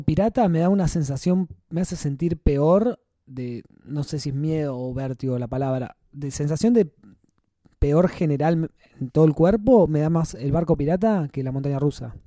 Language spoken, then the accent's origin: Spanish; San Clemente del Tuyú, Buenos Aires Province, Argentina; mi ciudad natal de San Clemente